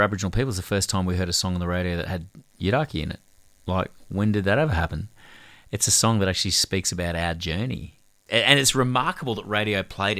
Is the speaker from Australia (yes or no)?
no; Hong Kong; so I grew up in Hong Kong for 6 years. My dad was a social worker for the Salvation Army running refugee camps.